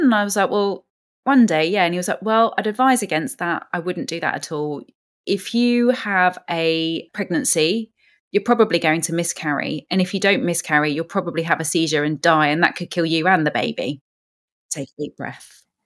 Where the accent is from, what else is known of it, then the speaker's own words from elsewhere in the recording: London, United Kingdom; as a Londoner